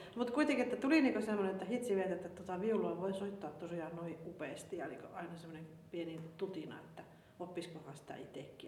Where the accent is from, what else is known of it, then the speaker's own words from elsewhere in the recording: Kaustinen, Central Ostrobothnia, Finland; kun PH muutti Kaustaselle, niin hän muutti samaan kylään kuin mistä mä kotoisin